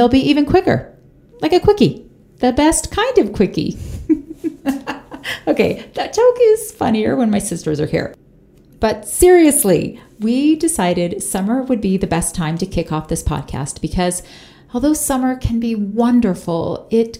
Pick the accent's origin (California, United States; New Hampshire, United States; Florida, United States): Florida, United States; moved away as an adult; now in Utah, United States; we moved our family from Florida, where I am originally from, to Utah